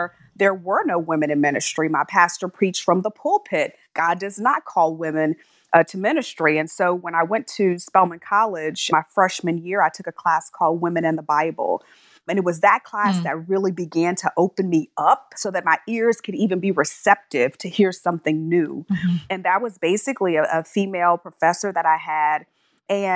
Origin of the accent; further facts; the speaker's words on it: Texas City, Texas, United States; moved away; also born or lived in New York; I was born and raised in Texas and spent my early childhood in a very small town called Texas City, Texas